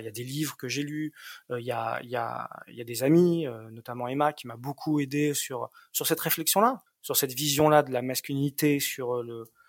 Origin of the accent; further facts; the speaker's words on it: France; now in Berlin, Germany; je me sens berlinois, je me sens vivre à Berlin, même si sur les papiers on est on est on est on est français